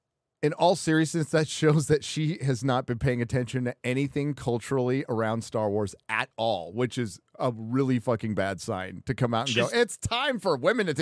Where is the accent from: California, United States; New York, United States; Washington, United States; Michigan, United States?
California, United States; because I grew up near San Onofre.